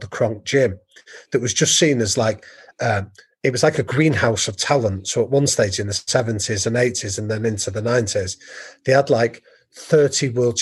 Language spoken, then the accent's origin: English; England, United Kingdom; I'm an English guy